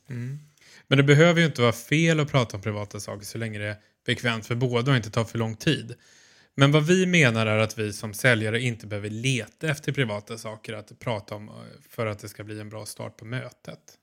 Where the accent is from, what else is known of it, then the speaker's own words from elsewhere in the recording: Stockholm, Stockholm County, Sweden; now in Malmö, Sweden; jag som är stockholmare men bor i Malmö